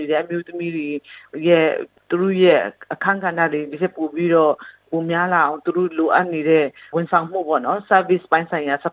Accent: Chin State, Myanmar

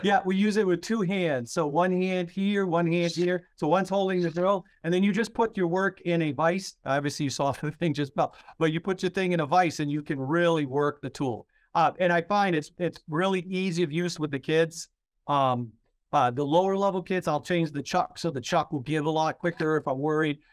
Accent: Maine, United States; I'm from Maine.

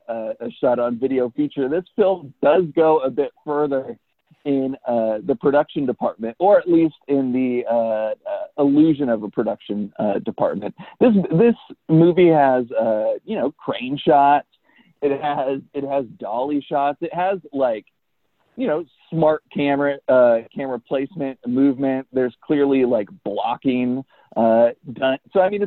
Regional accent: United Kingdom; This is my Elric Kane. I'm British. He's not British.

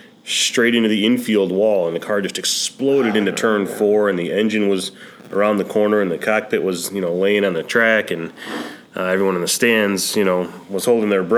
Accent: South Holland, Illinois, United States; also born or lived in Beecher, Illinois; I grew up in South Holland, so south suburbs of Chicago. Lived there all my kid life

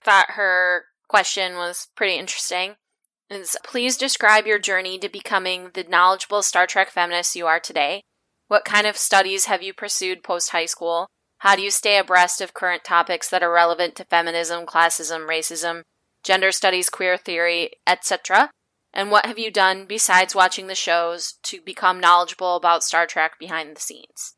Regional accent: Midwest, United States; I'm from the Midwest, and I went to a super white school, and I grew up in a super white city

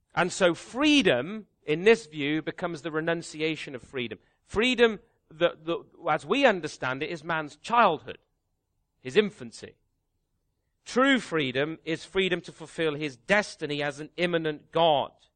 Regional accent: Canada; me as a Canadian

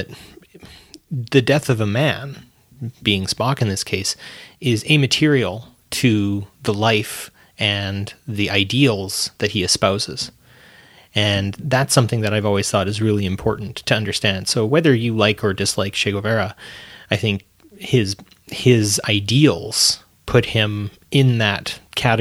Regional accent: Edmonton, Alberta, Canada; I come from Edmonton, Alberta

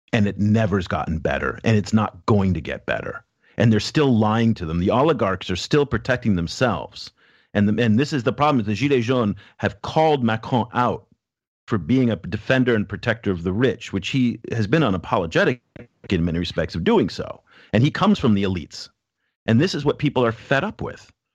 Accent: France; now in Shanghai, China; I grew up in France, I've lived in France, and worked

